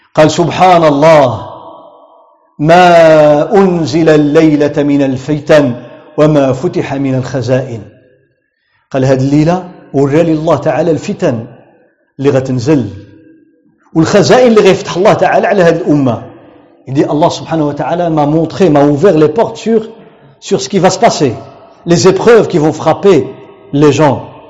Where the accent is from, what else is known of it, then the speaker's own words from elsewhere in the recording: Tangier, Tanger-Tetouan-Al Hoceima, Morocco; عندنا في طنجة